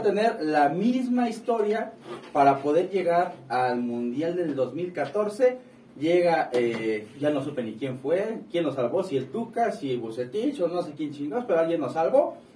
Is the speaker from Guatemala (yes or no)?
no; Mexico; al final de cuentas soy mexicano